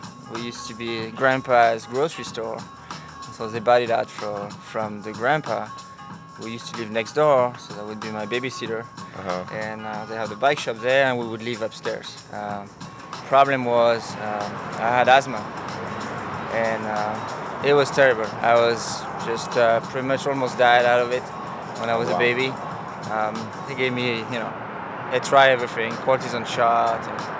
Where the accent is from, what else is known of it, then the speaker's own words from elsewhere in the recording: Belgium; now in Las Vegas, United States; Born in Belgium in the 70s. That's how old I am.